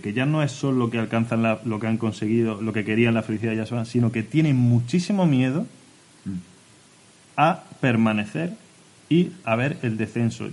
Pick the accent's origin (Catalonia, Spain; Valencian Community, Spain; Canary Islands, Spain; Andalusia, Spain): Andalusia, Spain; Orce; Vengo de Orce